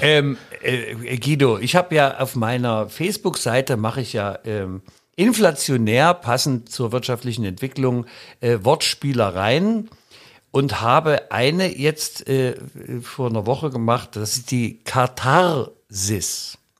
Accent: the East, East Germany, Germany; komm ich eigentlich aus dem Osten

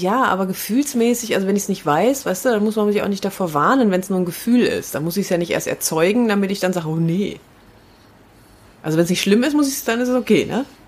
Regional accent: Herne, North Rhine-Westphalia, Germany; in Herne, in meiner Heimatstadt

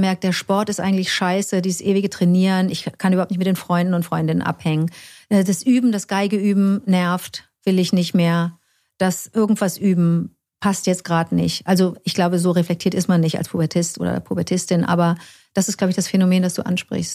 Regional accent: Cologne, North Rhine-Westphalia, Germany; hier in meiner Heimatstadt

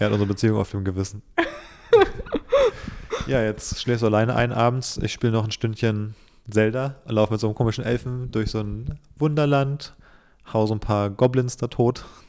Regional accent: Berlin, Germany; als gebürtiger Berliner

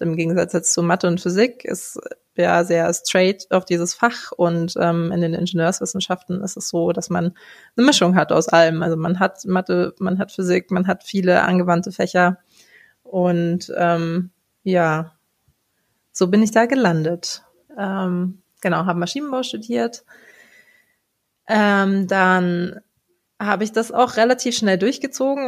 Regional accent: Munich, Bavaria, Germany; Ich bin ein Münchner Kindel, also in München geboren und aufgewachsen.

